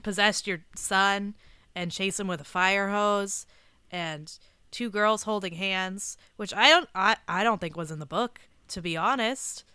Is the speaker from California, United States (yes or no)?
yes; Southern California, United States; I grew up in Southern California